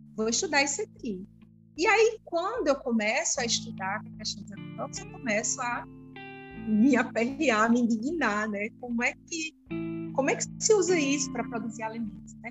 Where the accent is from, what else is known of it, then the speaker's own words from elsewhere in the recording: Campina Grande, Paraíba, Brazil; Sou de Campina Grande, Paraíba. É, minha vida toda em Campina Grande, só morei pouquíssimo tempo fora.